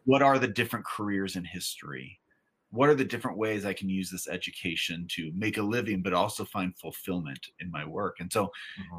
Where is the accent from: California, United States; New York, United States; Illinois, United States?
California, United States; I grew up in California